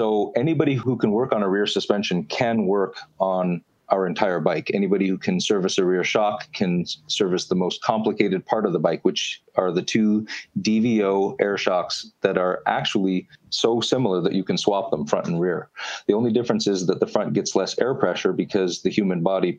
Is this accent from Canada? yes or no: yes; Canada; We're Canadian, so we're going to say kilometer.